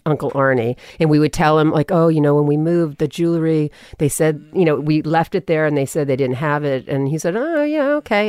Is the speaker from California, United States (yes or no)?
yes; Los Angeles, California, United States; accent: Valley; also born or lived in New York; a Southern woman raised me in the valley